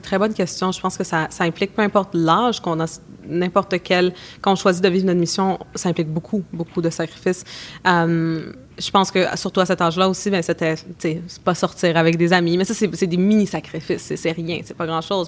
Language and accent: French; Canada; also born or lived in Bolivia; je suis née au Canada mais mes parents sont sont de Bolivie